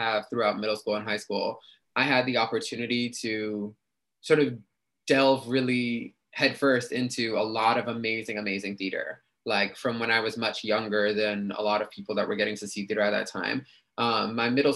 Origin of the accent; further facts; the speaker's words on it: New York City, New York, United States; also born or lived in Queens, New York City; Was born in Queens, but grew up in the Bronx